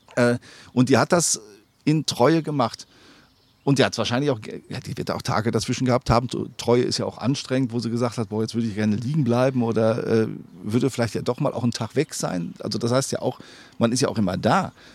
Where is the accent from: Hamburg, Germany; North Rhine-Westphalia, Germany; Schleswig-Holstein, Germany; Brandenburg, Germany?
North Rhine-Westphalia, Germany; Sauerland; in meiner Heimat